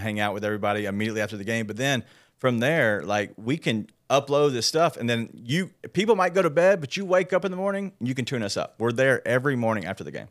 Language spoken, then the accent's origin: English; Memphis, Tennessee, United States; grew up here in Memphis, born